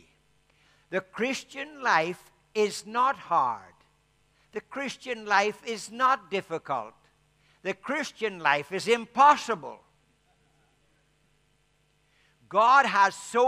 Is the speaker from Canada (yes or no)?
no; Ireland; because I'm Irish